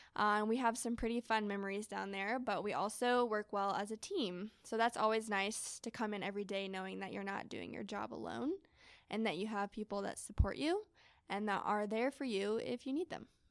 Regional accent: Knoxville, Tennessee, United States; moved away; I grew up in Knoxville, Tennessee

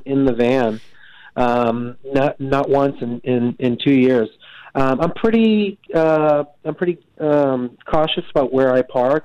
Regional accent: Medford, United States; I grew up in Medford, and uh, you know, it's not really you know, it's not really the uh, the, the, the wilderness out there

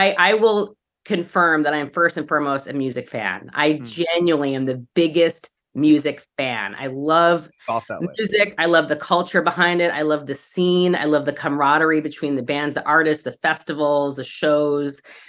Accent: New York, United States; moved away as an adult; now in Los Angeles, United States; I'm from New York. I moved here onto the Sunset Strip across from the Roxy.

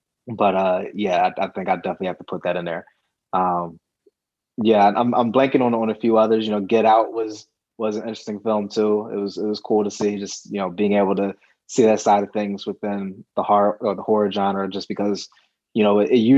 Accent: East Coast, United States; You know, I remember, you know, growing up on the East Coast, seeing the Celtics play a couple times when it came to Philly

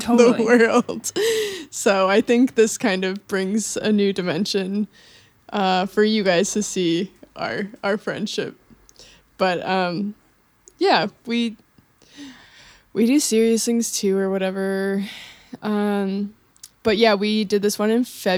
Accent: Wisconsin, United States; We're still from Wisconsin

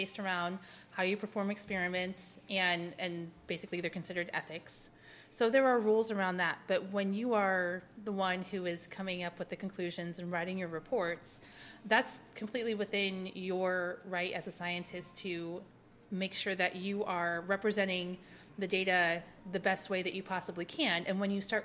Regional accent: Bond County, southern Illinois, United States; So I grew up in rural / sort of suburban Illinois, southern Illinois. I grew up in Bond County, Illinois.

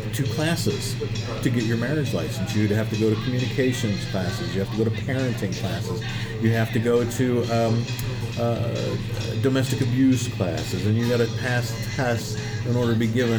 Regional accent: Missouri, United States; I grew up in Missouri

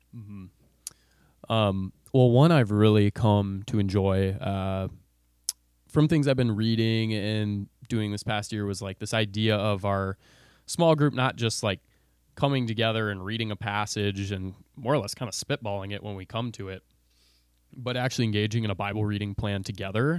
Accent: Bloomington, Minnesota, United States; I grew up, uh, in B-Town. I assume all our listeners know what that is. Um, Bloomington, Minnesota

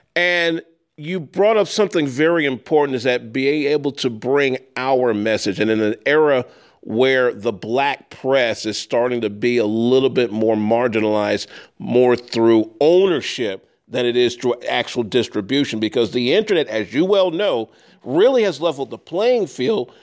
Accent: Chicago, Illinois, United States; as a youngster growing up here in Chicago

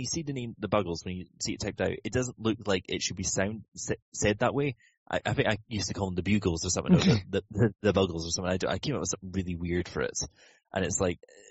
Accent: Inverness, Scotland, United Kingdom; I was flying away from Inverness, my hometown, to Amsterdam

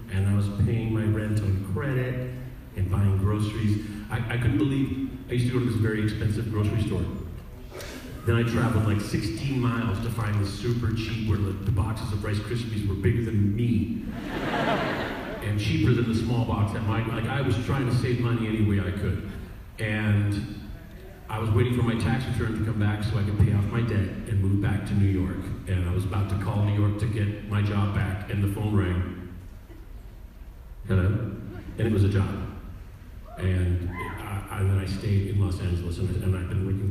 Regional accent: Canada; being Canadian

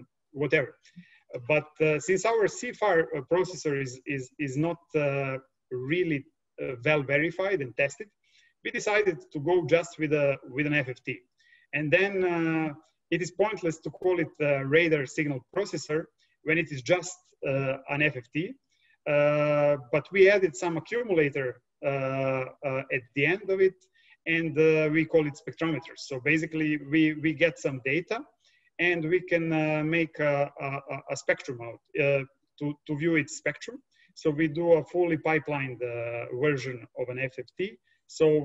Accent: Serbia; also born or lived in Delft, Netherlands / Vienna, Austria / Berkeley, California; I'm coming from Serbia

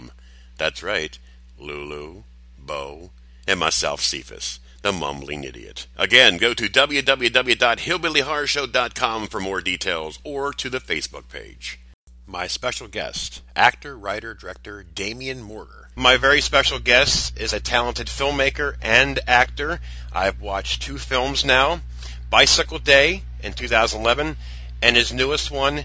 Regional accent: United States; I'm American

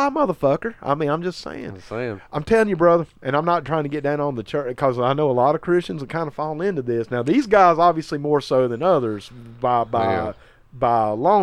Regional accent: Lincolnton, North Carolina, United States; Lincolnton, North Carolina

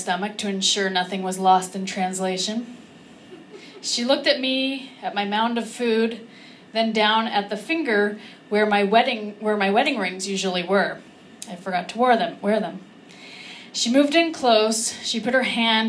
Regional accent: California, United States; I'm from California

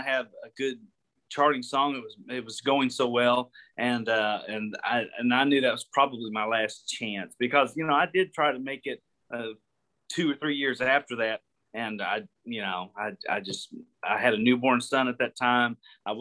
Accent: Gravette, Arkansas, United States; Gravette is where I'm from. Gravette, it's right up in that top left corner, about 10 miles from Oklahoma and 7 from Missouri

